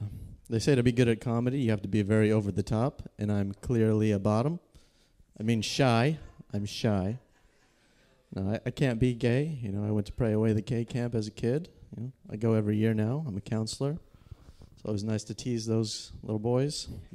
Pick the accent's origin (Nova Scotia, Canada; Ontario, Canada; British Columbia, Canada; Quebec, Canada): British Columbia, Canada